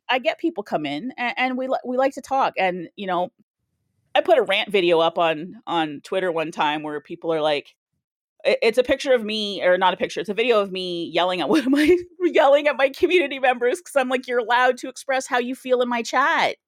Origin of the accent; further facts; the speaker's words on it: Canada; I am Canadian